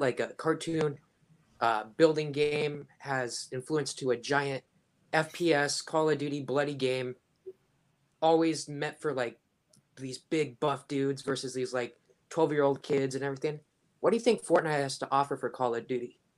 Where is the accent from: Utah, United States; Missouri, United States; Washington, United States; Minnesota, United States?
Washington, United States; I'm from Washington